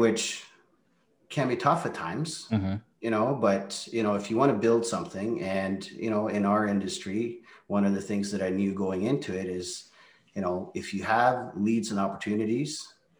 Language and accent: English; Calgary, Alberta, Canada; English is a second language; also born or lived in Norway; Well, originally, I was born in Norway, and my family, they decided to move over here to Calgary in 1988. So I was a 13-year-old teenager relocating, having to obviously learn a new culture, language, and all that stuff. And, obviously growing up in Calgary has been amazing.